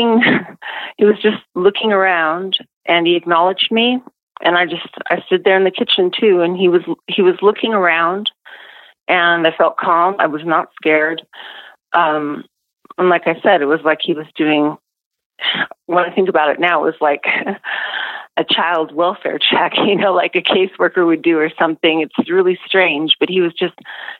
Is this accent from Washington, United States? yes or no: yes; Seattle, Washington, United States; I grew up in Seattle